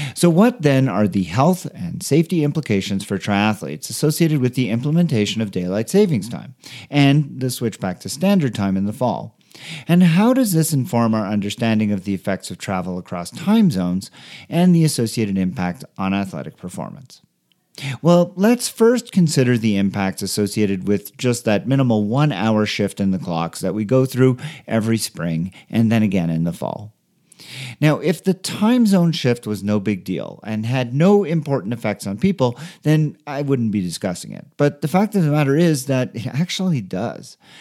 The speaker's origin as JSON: {"language": "English", "country": "Canada", "moved": "yes", "lives_now": "Denver, United States", "said": "I am from Canada"}